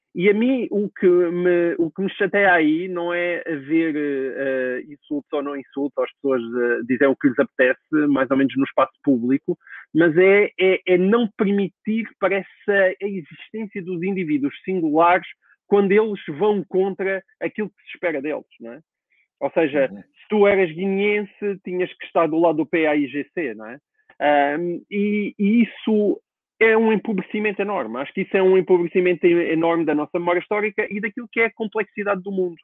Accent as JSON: {"language": "Portuguese", "country": "Portugal", "said": "eu quero como português"}